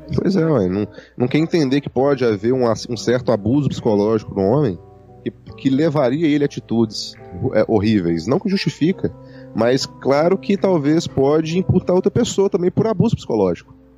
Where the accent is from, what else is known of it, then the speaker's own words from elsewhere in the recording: Minas Gerais, Brazil; Eu sou mineiro